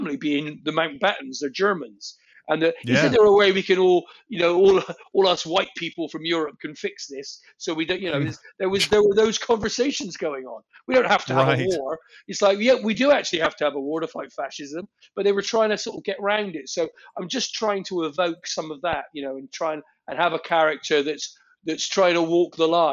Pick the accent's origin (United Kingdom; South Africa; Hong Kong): United Kingdom; England; I'm English